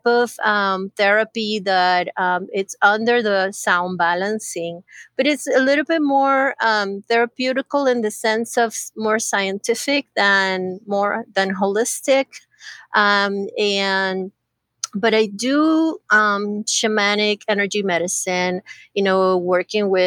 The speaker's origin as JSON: {"language": "English", "country": "Costa Rica", "also_born_or_lived": "San Diego, California, United States", "moved": "yes", "said": "I used to live in California, but I'm originally from Costa Rica. But I lived about 30 plus years in California"}